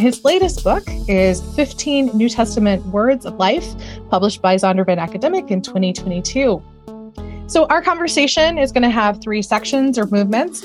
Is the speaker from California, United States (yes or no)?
no; Austin, Texas, United States; Austin, where I'm from, my hometown